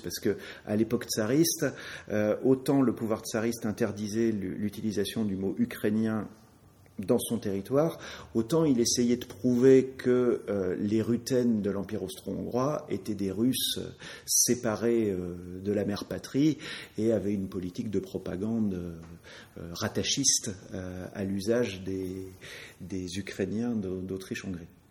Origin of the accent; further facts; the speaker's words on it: France; en tant que Français, euh, bah, j'ai appris, comme tous les petits Français, que Charlemagne était français